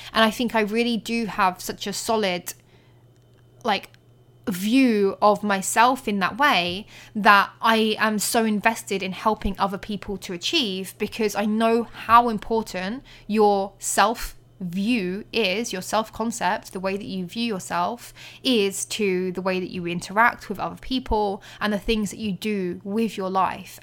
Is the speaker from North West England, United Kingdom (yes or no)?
no; Colchester, East of England, United Kingdom; Colchester, my hometown